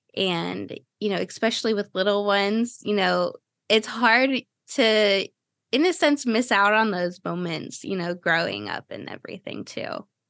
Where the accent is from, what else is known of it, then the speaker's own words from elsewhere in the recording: Cleveland, Ohio, United States; now in Florida, United States; I grew up in Cleveland